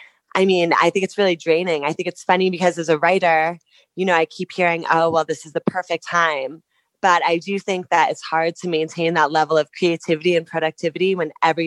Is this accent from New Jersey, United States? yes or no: yes; Harding, New Jersey, United States; moved away as an adult; also born or lived in New York City; now in Wyoming, United States; So I'm originally from Harding, New Jersey, which is about an hour outside of New York. And I lived in New York for almost like 8 or 9 years before I started to I traveled nonstop for 3 years.